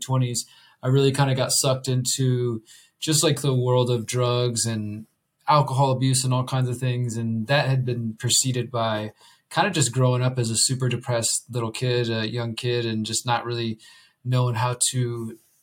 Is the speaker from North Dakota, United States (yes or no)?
no; Houston, Texas, United States; moved away as an adult; now in Mexico; I'm originally from Houston, Texas